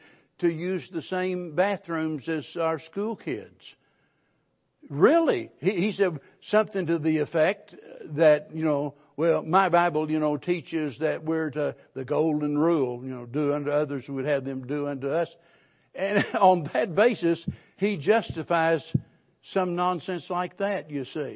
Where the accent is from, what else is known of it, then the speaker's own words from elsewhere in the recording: the Ozarks, Missouri, United States; being born and raised in the Ozarks